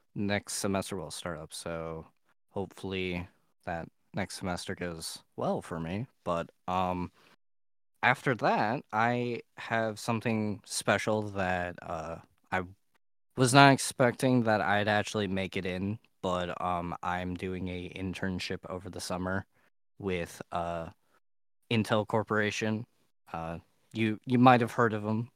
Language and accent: English; Ohio, United States; I am from Ohio